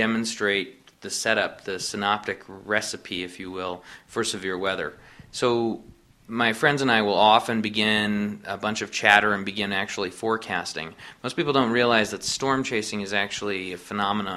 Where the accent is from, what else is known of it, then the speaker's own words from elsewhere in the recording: Aurora, Colorado, United States; also born or lived in Jacksonville, Florida; I was born and raised in Aurora, so not far from here, and lived my entire life in Colorado